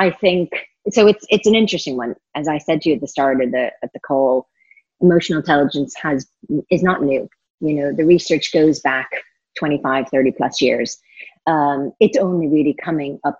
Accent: California, United States; moved away; California, which is my home state

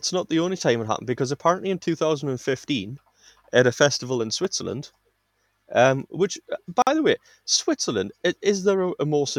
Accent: England, United Kingdom; I'm English

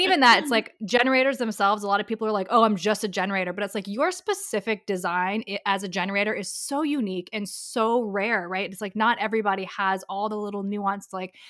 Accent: Dubai, United Arab Emirates; also born or lived in Europe; So yeah, and I grew up overseas. So I grew up in Dubai. I was there for 13 years. I lived a few places in Europe

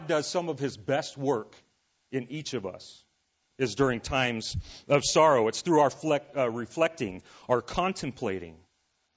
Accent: Southern California, United States; moved away as an adult; I grew up actually in Southern California

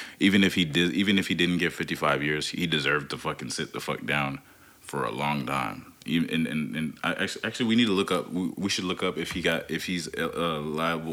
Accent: North Carolina, United States; moved away; as a black kid growing up in North Carolina for a portion of my life, it was very fucking racist

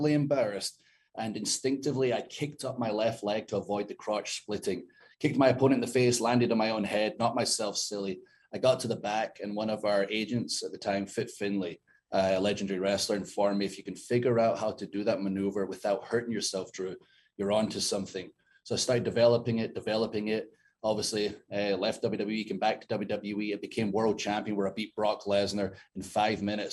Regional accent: Scotland, United Kingdom; moved away; I'm 6'5", 270, I'm hairy, I'm from Scotland

